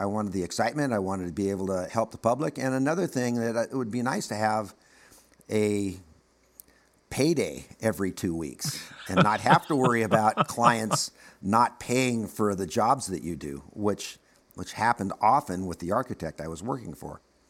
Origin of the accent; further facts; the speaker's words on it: Los Angeles, California, United States; in the area where I grew up. I was born and raised in the Valley. And keep in mind, when I say the Valley, we're talking about a sub that's part of Los Angeles, but it's a suburb of Los Angeles.